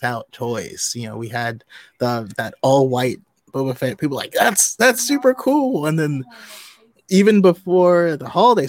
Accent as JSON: {"language": "English", "region": "Northern California", "country": "United States", "said": "I'm from Northern California, spent a lot of time up in Tahoe"}